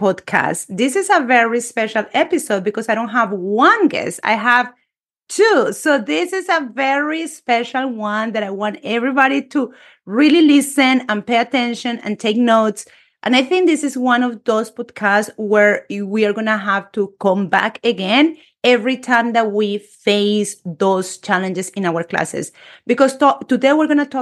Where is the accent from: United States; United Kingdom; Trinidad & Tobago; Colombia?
Colombia; English is a second language; moved away; a Spanish teacher born and raised in Colombia